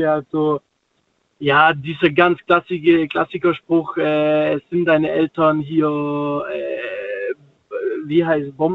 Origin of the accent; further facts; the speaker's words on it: Stuttgart, Baden-Württemberg, Germany; dann fragt die mich, ja, wo kommst denn du her? Ja, aus Stuttgart.